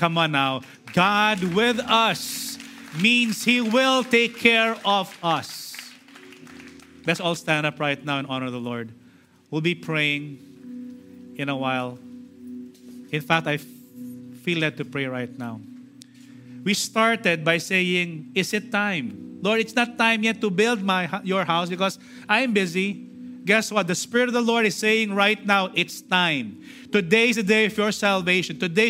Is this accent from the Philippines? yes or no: yes; Philippines; we are Filipino citizens.